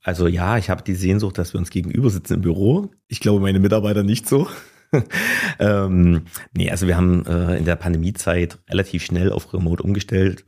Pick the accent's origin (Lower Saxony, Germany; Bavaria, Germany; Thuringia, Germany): Thuringia, Germany; Gera; bin Urgerer, ähm, bin hier geboren, habe hier die ganze Zeit gelebt, war nie wirklich weg.